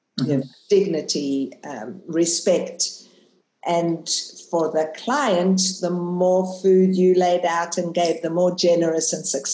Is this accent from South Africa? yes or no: yes; South Africa; moved away as an adult; also born or lived in Israel; now in Australia; I was born in South Africa, left South Africa when I finished school, went to live in Israel for many years, and then landed in the promised land